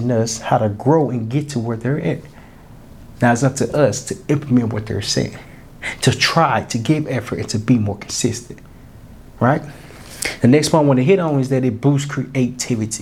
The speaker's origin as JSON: {"language": "English", "town": "Little Rock", "region": "Arkansas", "country": "United States", "said": "I can only know so much because I'm from Little Rock, Arkansas. I ain't really saw that much."}